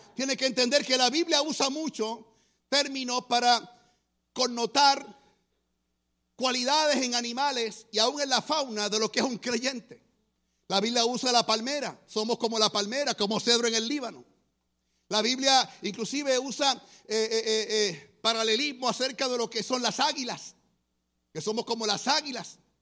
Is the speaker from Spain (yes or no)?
no; Guaynabo, Puerto Rico; yo soy de Guaynabo, Puerto Rico. Es un pueblo cerca de San Juan.